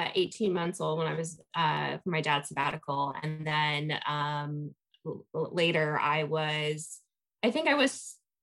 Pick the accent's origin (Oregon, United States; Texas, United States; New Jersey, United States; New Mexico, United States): New Mexico, United States; Las Cruces; born there; I was born in Las Cruces, New Mexico, about 45 minutes from the border of Mexico, New Mexico.